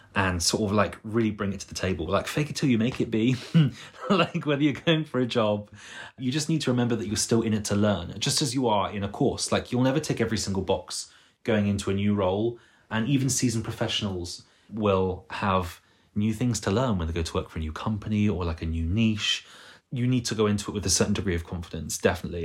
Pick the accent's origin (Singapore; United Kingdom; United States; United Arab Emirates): United Kingdom; Bristol, South West England; moved away as an adult; now in London, United Kingdom; I'm not from London, I'm from Bristol.